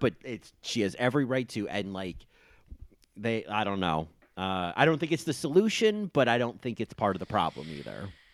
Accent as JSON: {"language": "English", "region": "New Jersey", "country": "United States", "tie": "born or raised there", "said": "as a kid growing up in New Jersey"}